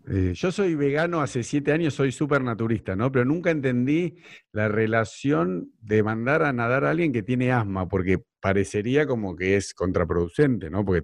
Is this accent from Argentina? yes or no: yes; Argentina; now in Nordelta, Argentina